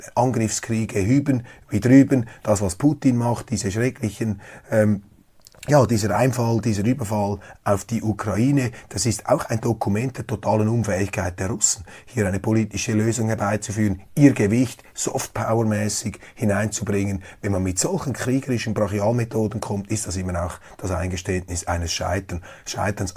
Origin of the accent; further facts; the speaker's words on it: Switzerland; Als Schweizer